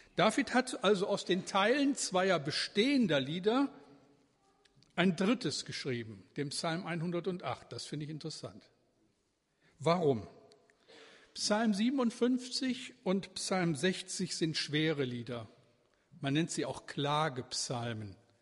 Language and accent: German; edge of the Ruhr area, North Rhine-Westphalia, Germany; now in Bremen, Germany; Ich bin ja aufgewachsen im Ruhrgebiet, also am Rande des Ruhrgebietes